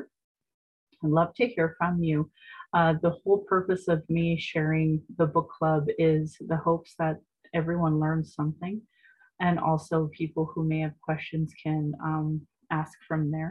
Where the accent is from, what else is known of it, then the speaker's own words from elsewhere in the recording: Calgary, Alberta, Canada; I was born in Calgary